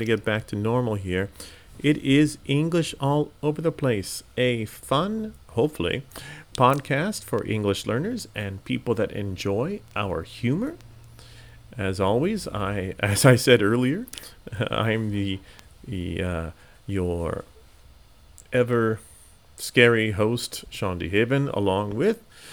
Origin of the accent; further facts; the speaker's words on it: Arcadia, California, United States; also born or lived in Monterey, California; I'm from a suburb of Los Angeles, California, called Arcadia